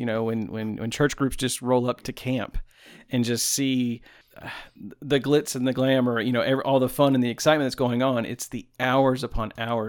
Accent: Tampa, Florida, United States; also born or lived in Alabama / Oahu, Hawaii; now in Tennessee, United States; I'm originally from Tampa, Florida.

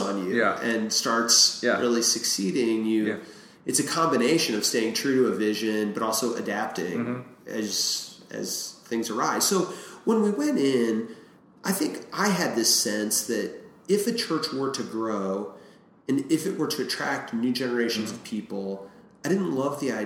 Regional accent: Washington, Missouri, United States; also born or lived in Granite City, Illinois; now in St. Louis, United States; I grew up in Washington, Missouri.

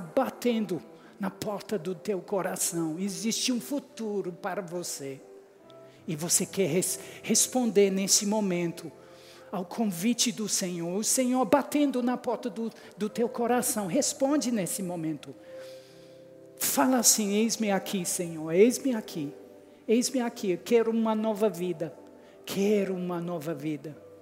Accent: England, United Kingdom; Portuguese is a second language; moved away as an adult; also born or lived in United States; eu sou inglês, com sotaque diferente

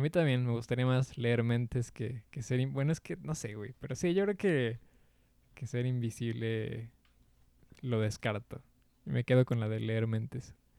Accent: Mexico; aquí en mi país, güey, porque sí, la neta, ser mexicano

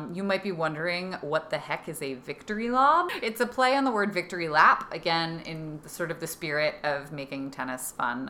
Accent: Pennsylvania, United States; moved away as an adult; now in Washington, D.C., United States; I am from Pennsylvania

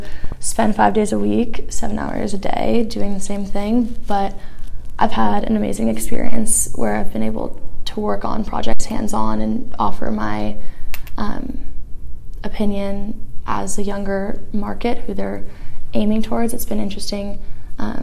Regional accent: Los Angeles, California, United States; I'm from Los Angeles, California

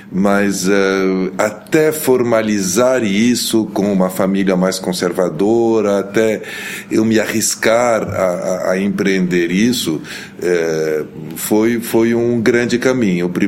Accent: Lebanon; born there; eu nasci no Líbano, sou de mãe brasileira, de pai libanês. Meu pai era diplomata, era ministro das Relações Exteriores

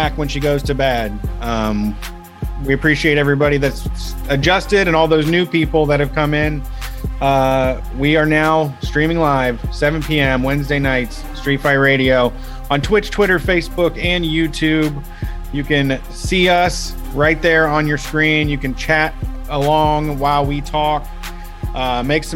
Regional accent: Columbus, Ohio, United States; since I was born in Columbus

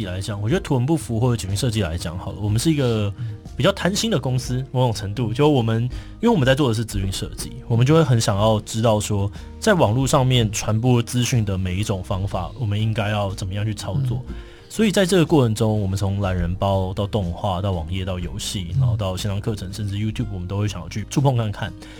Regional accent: Hsinchu, Taiwan; 对，我是新竹人，我非常的紧张

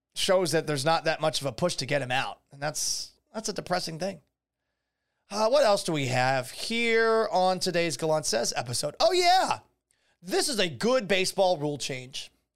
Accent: Boston, Massachusetts, United States; also born or lived in Tampa Bay area, Florida; now in Tampa Bay, United States; when I was growing up in Boston.

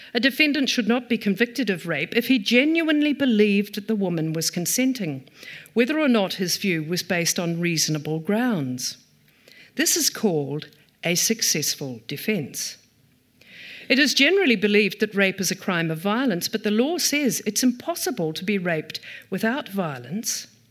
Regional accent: Taupiri, Waikato, New Zealand; also born or lived in Ngaruawahia; I grew up in Taupere

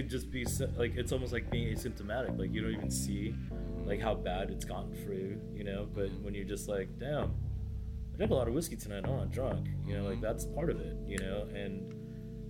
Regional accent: United States; being second generation here, meaning like I was born in the States

